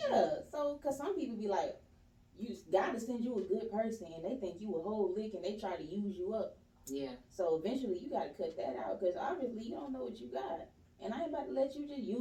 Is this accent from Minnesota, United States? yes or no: no; East Point, Georgia, United States; I'm born and raised in Swats Helen from East Point, Georgia.